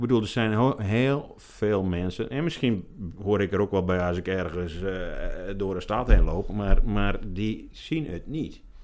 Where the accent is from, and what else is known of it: Ameland, Friesland, Netherlands; born or raised there